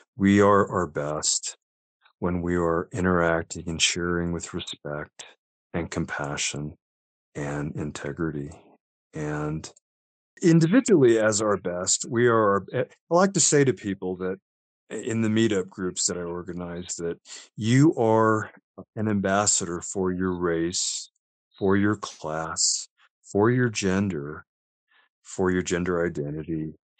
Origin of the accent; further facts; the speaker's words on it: Las Cruces, New Mexico, United States; also born or lived in Albuquerque, New Mexico; I grew up in a town called Las Cruces